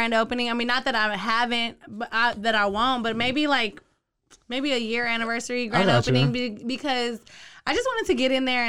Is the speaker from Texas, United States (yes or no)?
yes; Waco, Texas, United States; I'm from North Waco